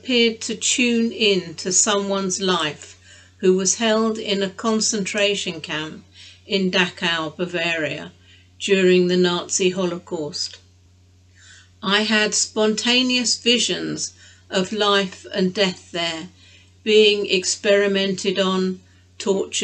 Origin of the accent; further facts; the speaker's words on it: England, United Kingdom; My sister and I, we were brought up as English